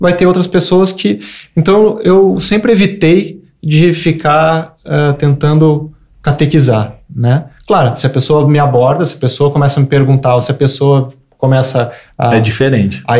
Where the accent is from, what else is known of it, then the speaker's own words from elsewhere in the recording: Rio Grande do Sul, Brazil; Cara, eu sou gaúcho. Eu cresci comendo churrasco.